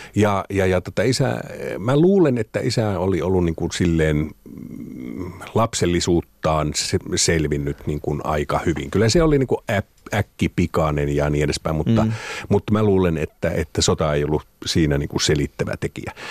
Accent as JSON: {"language": "Finnish", "country": "Finland", "moved": "yes", "lives_now": "Helsinki, Finland", "said": "mä oon maalta kotoisin"}